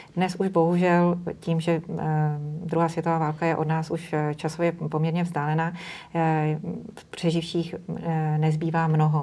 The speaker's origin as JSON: {"language": "Czech", "region": "Bohemia", "country": "Czechia", "said": "u nás v Čechách"}